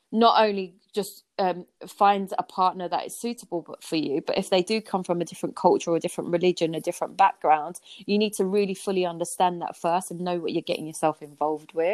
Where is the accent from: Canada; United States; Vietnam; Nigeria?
Vietnam; now in United Kingdom; Like a typical Vietnamese person doesn't go out as many times